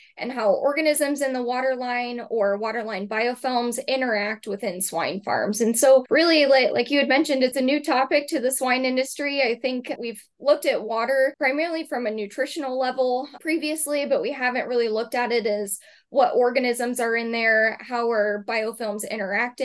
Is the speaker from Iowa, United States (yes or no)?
yes; Clive, Iowa, United States; I initially am an Iowa native, so I grew up in Clive, Iowa, just outside of Des Moines area